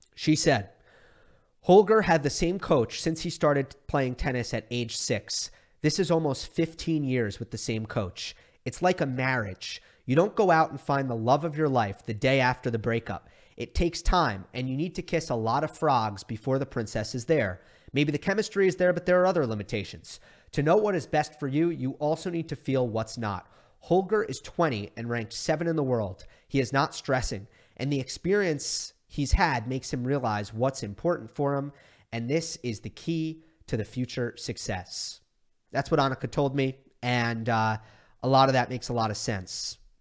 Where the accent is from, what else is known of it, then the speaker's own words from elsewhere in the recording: New York, United States; moved away; my best friends who I grew up with in New York